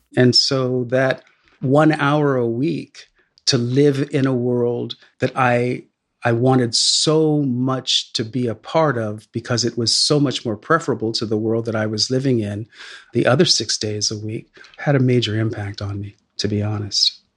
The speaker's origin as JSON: {"language": "English", "town": "Sacramento", "region": "California", "country": "United States", "tie": "born or raised there", "said": "a kid growing up in Northern California in Sacramento"}